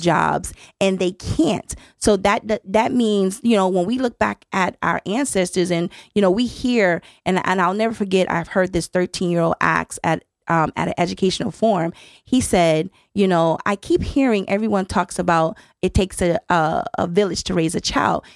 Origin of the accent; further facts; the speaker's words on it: Miami, Florida, United States; moved away as an adult; now in Connecticut, United States; I'm from Miami, hmm, Florida